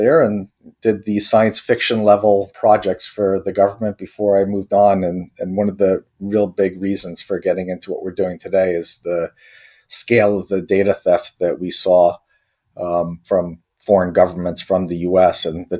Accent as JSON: {"language": "English", "country": "Croatia", "tie": "born or raised there", "also_born_or_lived": "Austria", "moved": "yes", "lives_now": "United States", "said": "I was born in Croatia in the former Yugoslavia, where I initially grew up, and we ended up having to escape from the country, ended up as a refugee in Austria while we waited for asylum in the U.S."}